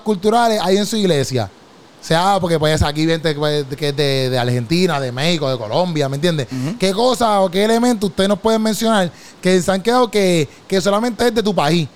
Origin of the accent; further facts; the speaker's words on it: Puerto Rico; moved away; Cuando yo regreso a Puerto Rico